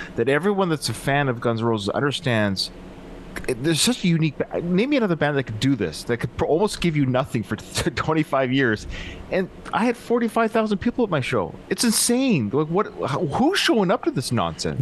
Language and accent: English; British Columbia, Canada; I'm from British Columbia